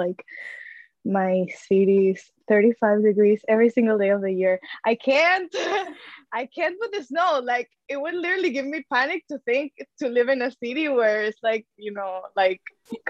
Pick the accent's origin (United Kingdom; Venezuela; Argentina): Venezuela; English is a second language; moved away as an adult; now in Vancouver, Canada; So imagine like my 3 last years in Venezuela